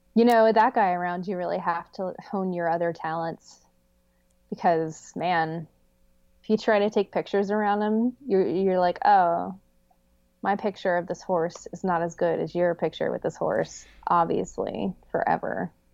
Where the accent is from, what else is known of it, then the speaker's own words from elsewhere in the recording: United States; I grew up right outside of Paint Creek